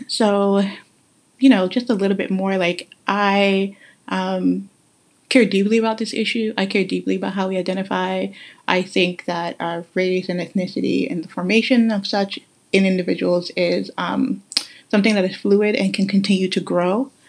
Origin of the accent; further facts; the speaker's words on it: Guyana; For example, I'm from Guyana, right? And so my grandparents, my great-grandparents on my maternal side were from Madras, India.